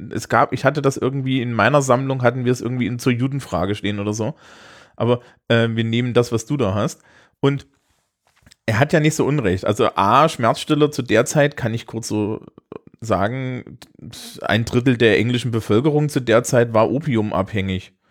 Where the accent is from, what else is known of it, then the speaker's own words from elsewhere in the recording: East Germany, Germany; ich, ich hab ein Marx-Seminar gemacht, ja, als Ossi.